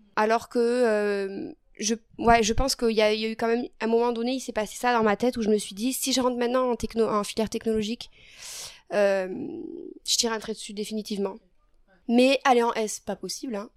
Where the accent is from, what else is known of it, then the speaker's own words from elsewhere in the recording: Figeac, Occitania, France; j'ai grandi à Figeac dans le Lot.